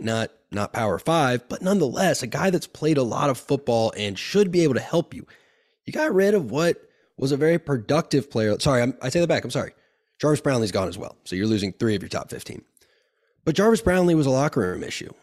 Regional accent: Tallahassee, Florida, United States; I grew up in Tallahassee.

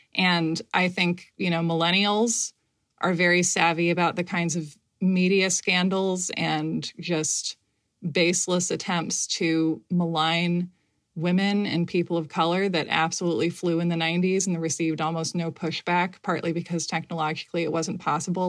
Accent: United States; I, uh, have only experienced being an American

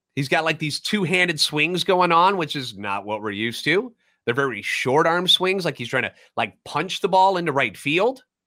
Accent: St. Louis, Missouri, United States; Born and raised in Aleut, a lifetime Cardinals fan

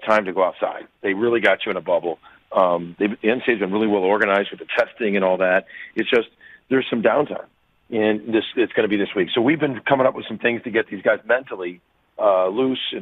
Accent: Chicago, Illinois, United States; I grew up in Chicago

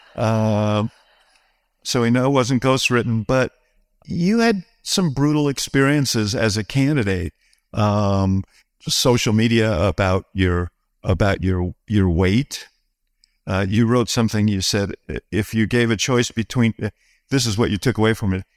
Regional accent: New York, United States; I grew up in New York

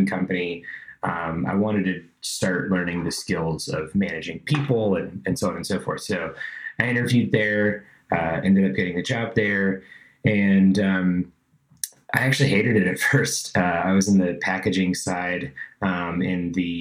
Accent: Georgia, United States; moved away; I was living in Georgia, I grew up in Georgia

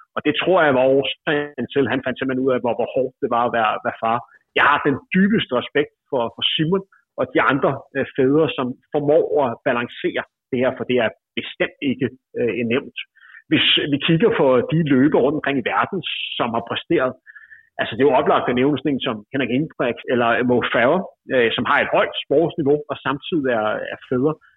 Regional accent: near Gentofte, Capital Region of Denmark, Denmark; i Gentofte, et par kilometer fra der, hvor jeg voksede op

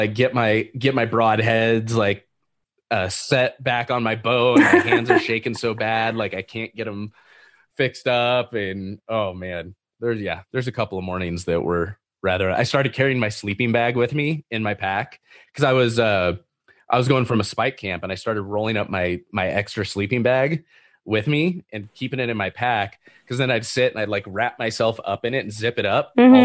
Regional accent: Northern California, United States; moved away as an adult; now in Montana, United States; I'm from California. I'm from Northern California.

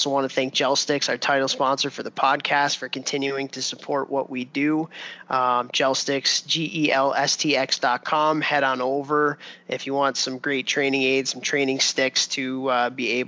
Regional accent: Chicago, Illinois, United States; when I was a kid growing up in Chicago

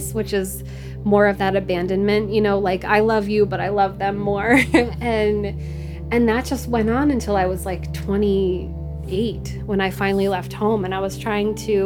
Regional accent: Norfolk, Virginia, United States; I come from Norfolk, Virginia, which is like a military town

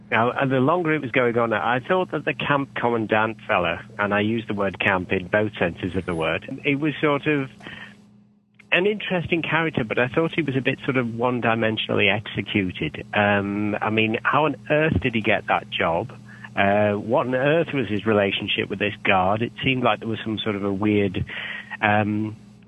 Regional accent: United Kingdom; I'm British

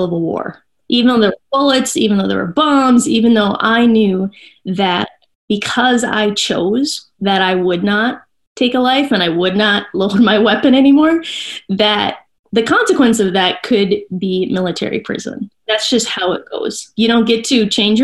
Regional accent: Minnesota, United States; I'm from Minnesota.

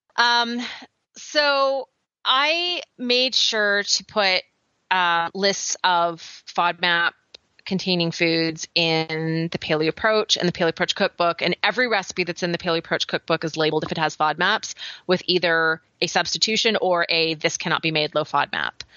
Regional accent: Canada; accent: Canadian; moved away as an adult; now in United States; my Canadian accent

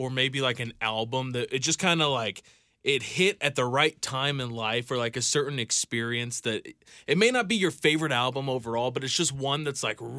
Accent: Kansas City, United States; I'm from Kansas City.

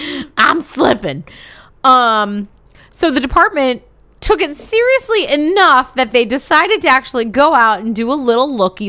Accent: Wisconsin, United States; I grew up in Wisconsin

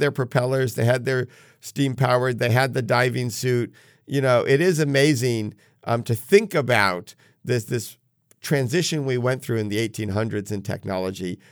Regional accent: New England, United States; growing up in New England

